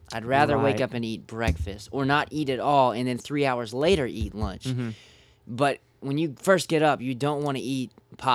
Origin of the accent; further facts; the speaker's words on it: Florida, United States; I'm from Florida